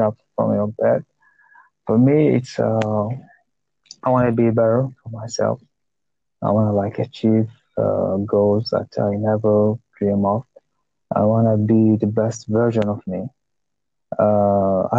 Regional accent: Algeria; English is a second language; I'm from North Africa, in a country called Algeria

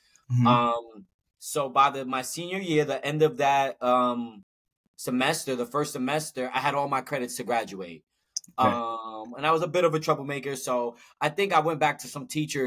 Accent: New York City, New York, United States; so I'm a New Yorker. Brooklyn born and raised

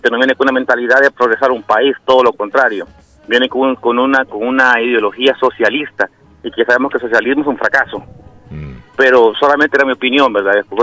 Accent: El Salvador; moved away; yo pues soy salvadoreño curiosamente, ¿verdad?

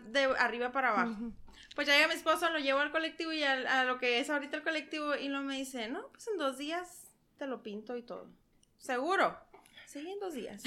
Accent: San Luis Río Colorado, Sonora, Mexico; soy originaria de San Luis de Colorado

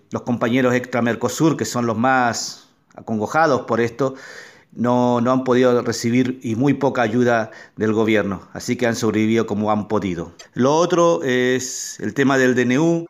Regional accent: Chile; now in Neuquén, Argentina; yo soy de nacionalidad chilena

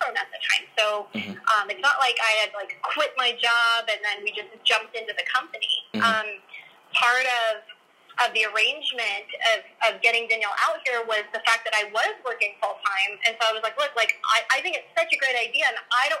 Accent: Arizona, United States; moved away as an adult; also born or lived in Miami, Florida; now in Las Vegas, United States; I grew up in Arizona

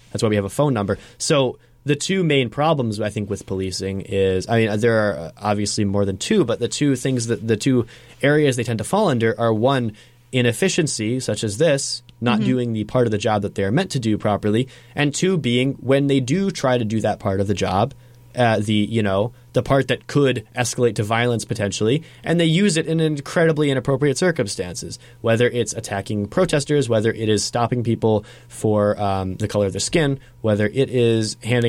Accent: Brooklyn, New York, United States; I grew up in Brooklyn, and a pretty quote unquote safe neighborhood.

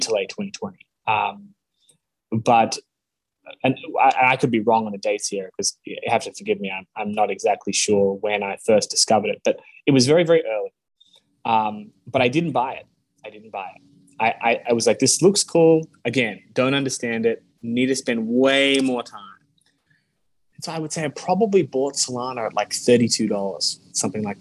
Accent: Australia; moved away; also born or lived in United States / California; I grew up in Australia, but I was born in the States.

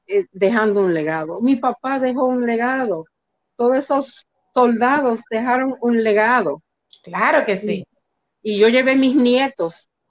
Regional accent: Dominican Republic; Nunca me, no, nunca, y yo no decía, yo soy dominicana.

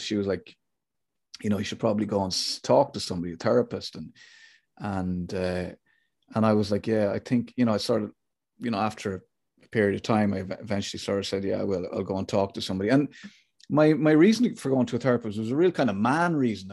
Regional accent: Athlone, Leinster, Ireland; I grew up in Athlone

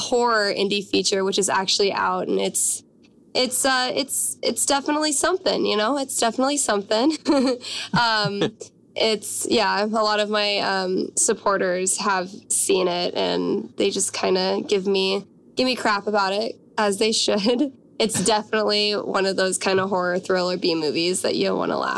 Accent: Washington, United States; moved away as an adult; also born or lived in Los Angeles; I'm from Washington State.

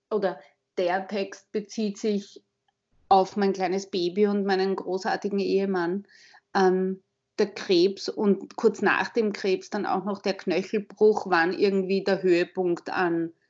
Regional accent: Vienna, Austria; Wie man schon hören kann, ich bin aus Wien. Ich bin in Wien geboren, bin seit letzten Samstag 45 Jahre alt

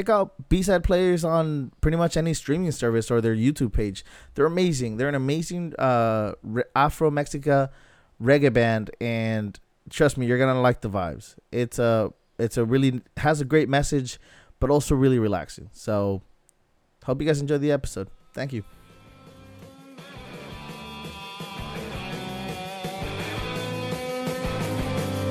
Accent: San Diego, California, United States; as a border kid, it sort of resonated with everything I knew about growing up in San Diego.

